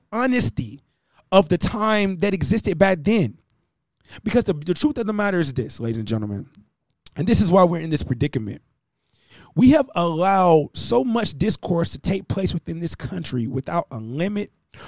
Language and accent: English; United States